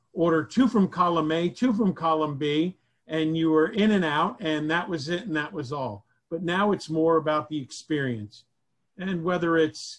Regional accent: Miami, Florida, United States; also born or lived in New Jersey; my friends from Westchester, where I grew up in Miami.

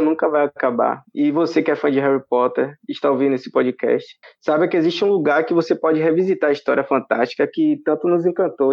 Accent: São Félix, Bahia, Brazil; Eu sou de São Félix, na Bahia.

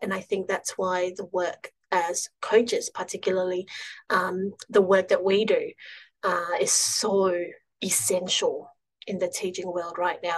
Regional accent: Singapore; now in Melbourne, Australia; I grew up in Singapore, moved here to Australia about almost 15 years ago now

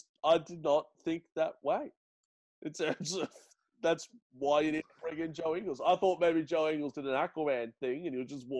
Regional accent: Australia; Because we are Australian, as is he.

